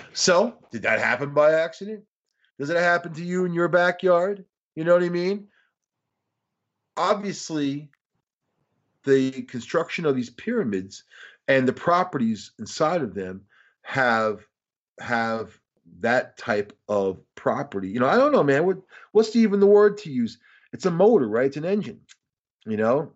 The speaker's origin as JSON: {"language": "English", "area": "Long Island", "region": "New York", "country": "United States", "said": "I'm from Long Island"}